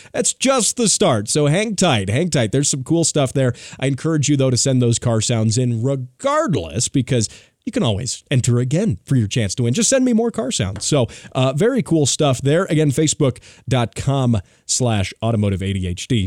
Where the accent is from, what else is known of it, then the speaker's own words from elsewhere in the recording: United States; as an American